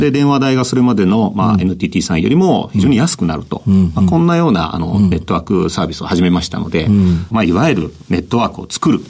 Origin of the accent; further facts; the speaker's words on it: Yokohama, Kanagawa, Japan; also born or lived in Kawasaki; 川崎生まれ横浜育ちです